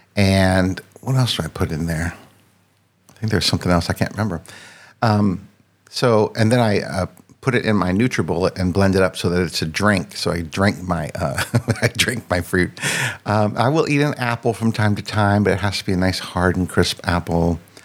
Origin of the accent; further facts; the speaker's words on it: Northern Virginia, United States; also born or lived in France; I grew up in uh, Northern Virginia, which is right outside of Washington, D.C literally like seven miles from DC and spent my entire life in the same place.